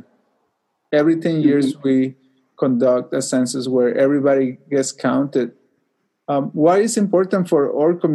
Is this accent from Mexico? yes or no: yes; Mexico; moved away; I grew up in Mexico